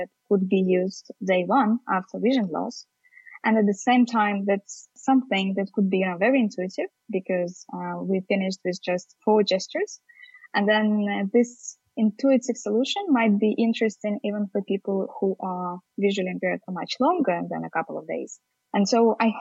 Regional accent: Estonia; Also from Estonia

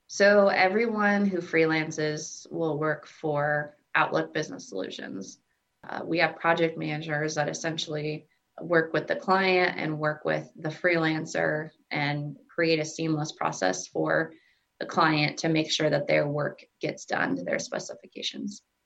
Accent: Southwest Iowa, United States; moved away as an adult; also born or lived in Omaha, Nebraska; now in Nebraska, United States; I was born in Omaha, Nebraska, and then we moved to Southwest Iowa and I went to college in Iowa and then came back to Nebraska for my job

